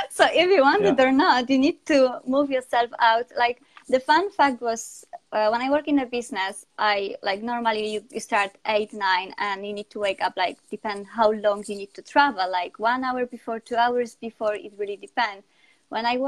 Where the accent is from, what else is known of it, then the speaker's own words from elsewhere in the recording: Poland; English is a second language; moved away as an adult; also born or lived in Spain; now in United Kingdom; So I'm from Poland. Now I'm based in UK